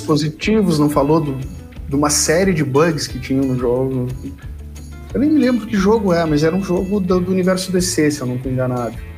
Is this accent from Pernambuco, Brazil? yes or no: no; Rio Grande, Rio Grande do Sul, Brazil; eu sou de Rio Grande, no sul do Rio Grande do Sul, Uh, fiz lá o, o, ensino médio e comecei a cursar a universidade lá